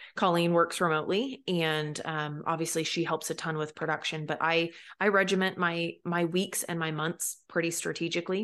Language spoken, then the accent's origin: English; Pacific Northwest, United States; when I lived over here as you know a teenager and as a young child